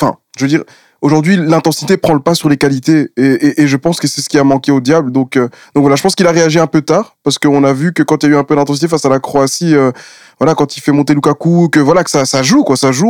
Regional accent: Belgium; on est des Belges

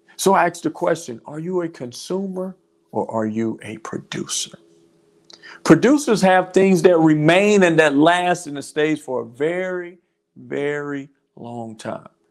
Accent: North Carolina, United States; now in Georgia, United States; my home state of North Carolina

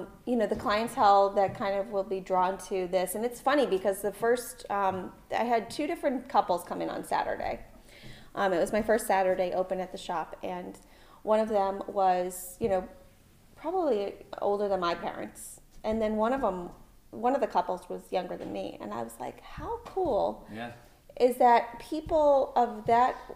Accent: Concord, New Hampshire, United States; also born or lived in Portsmouth, New Hampshire; I loved growing up in Concord

